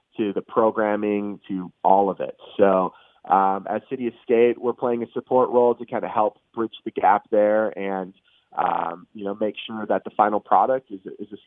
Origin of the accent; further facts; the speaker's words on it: Minneapolis, Minnesota, United States; I was born and raised in the Twin Cities